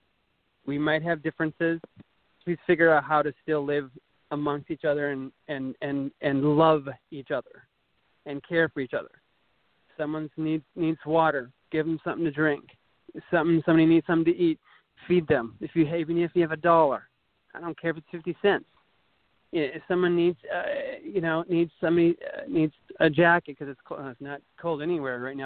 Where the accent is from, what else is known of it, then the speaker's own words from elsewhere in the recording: rural Minnesota, United States; moved away; I was born in rural Minnesota, about 3 hours northwest of Minneapolis, St. Paul